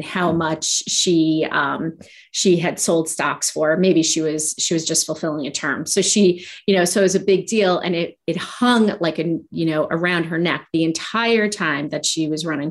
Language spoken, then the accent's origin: English; United States; as an American and as a voter